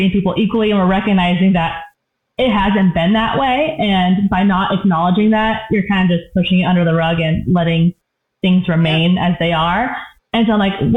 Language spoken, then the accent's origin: English; Pacific Northwest, United States; now in Colorado, United States; I'm from the Pacific Northwest